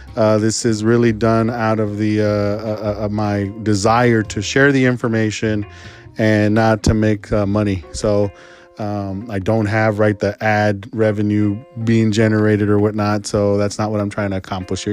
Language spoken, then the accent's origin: English; San Antonio, Texas, United States; I was born in San Antonio, Texas